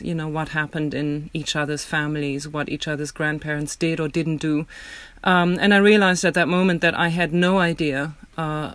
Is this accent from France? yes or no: no; Germany; English is a second language; moved away as an adult; also born or lived in United Kingdom; now in New York, United States; I'm German. I grew up in Germany and then later moved to the UK and to America to study